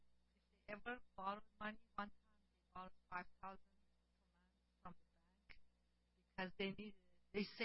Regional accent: Iran; moved away; I come from Iran

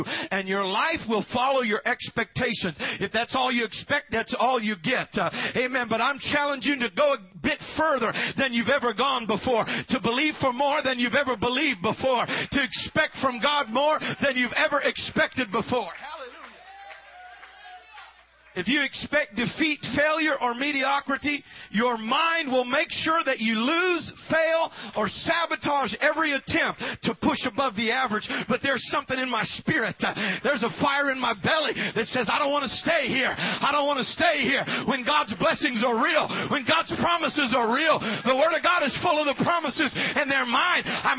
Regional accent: Missouri, United States; I'm from Missouri. I'm from the show me state.

